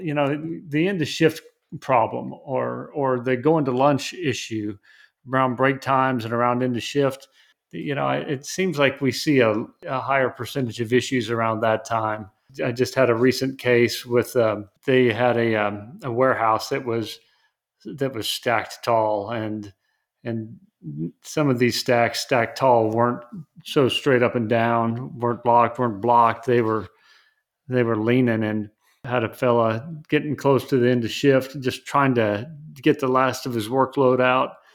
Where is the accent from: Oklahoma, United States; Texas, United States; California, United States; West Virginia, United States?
Texas, United States; West; I'm from West Texas